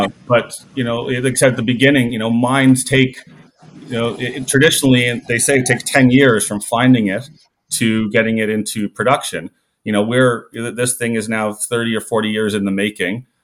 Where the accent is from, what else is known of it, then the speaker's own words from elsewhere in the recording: the Maritimes, Prince Edward Island, Canada; moved away as an adult; also born or lived in Calgary; I grew up in the Maritimes, went to high school on Prince Edward Island